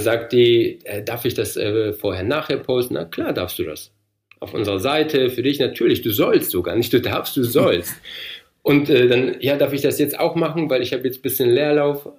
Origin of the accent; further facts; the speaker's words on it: North Rhine-Westphalia, Germany; moved away as an adult; also born or lived in Poland / Heilbronn / Frankfurt; now in Darmstadt, Germany; Ich bin ja gebürtig aus Polen. Wir sind mit sechs bin ich nach Deutschland gekommen, also nicht alleine natürlich, mit meinen Eltern, mit meiner Schwester und äh, waren dann in Nordrhein-Westfalen 13 Jahre lang